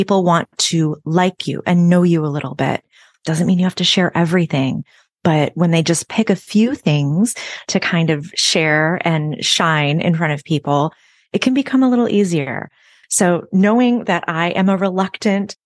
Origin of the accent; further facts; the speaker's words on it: Chicago, Illinois, United States; moved away as an adult; now in Nashville, United States; I'm originally from the Chicago area, and I moved here to Nashville about 8 years ago